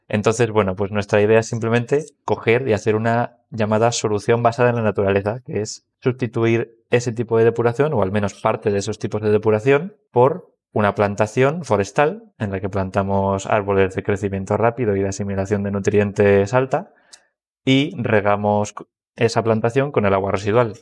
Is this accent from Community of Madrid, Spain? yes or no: yes; Madrid, Community of Madrid, Spain; also born or lived in Huelva; yo también soy geólogo, también de Madrid, de la Complutense